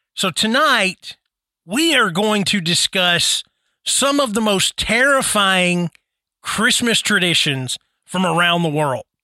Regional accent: Tennessee, United States; I'm from Tennessee.

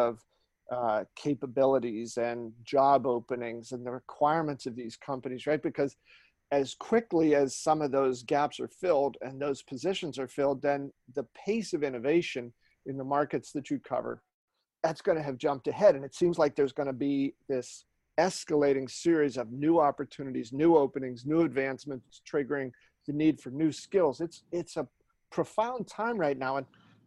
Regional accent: Western Pennsylvania near Pittsburgh, United States; growing up in Western Pennsylvania near Pittsburgh, you know, there are hundreds of thousands of industrial jobs around there.

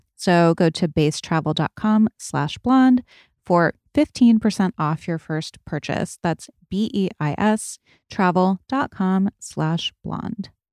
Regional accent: New England, United States; I grew up in New England where it was cold during the winters

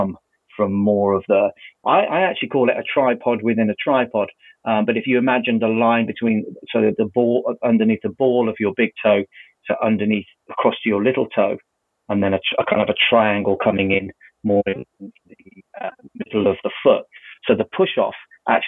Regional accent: United Kingdom; we're British

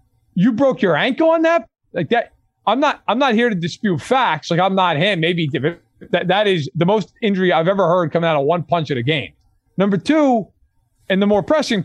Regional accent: New York, United States; as a New Yorker

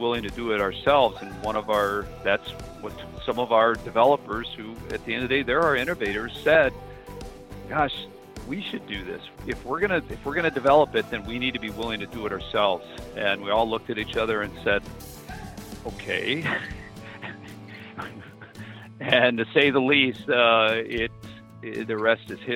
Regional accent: Minnesota, United States; moved away; I'm originally from Minnesota and the Norwegian Scandinavian heritage that's dominant up there

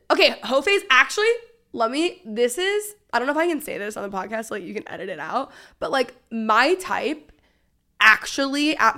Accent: Texas, United States; I don't know if it's the books that I'm reading or the fact that I just, like, love Nashville and I'm so Texan or what it is.

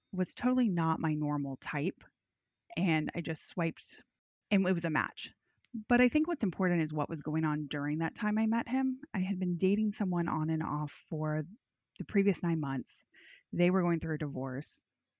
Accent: the South, United States; I'm from the South.

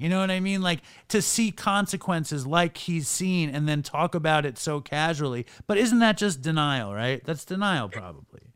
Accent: New York, United States; moved away as an adult; also born or lived in Los Angeles; I'm from New York, but I wound up living in LA for years

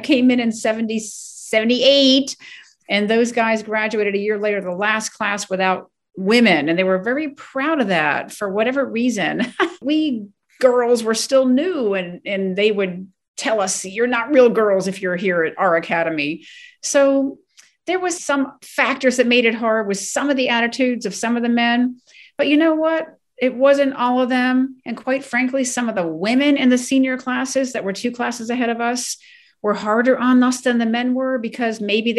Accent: Ellicott City, Maryland, United States; being born and raised in Ellicott City, Maryland

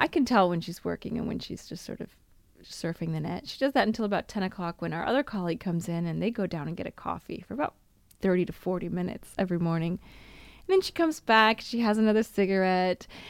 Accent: United States; moved away as an adult; now in Italy; me as an American

